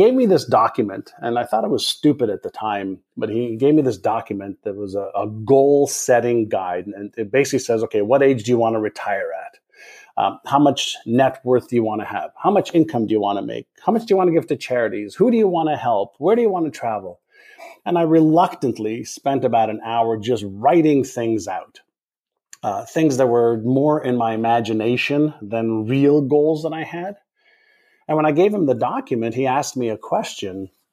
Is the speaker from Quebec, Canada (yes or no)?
yes; Montreal, Quebec, Canada; English is a second language; also born or lived in Israel; Went to school in Montreal, Canada, after I moved there from Israel. Did not have an easy time in school. And it was probably because I didn't speak the English language.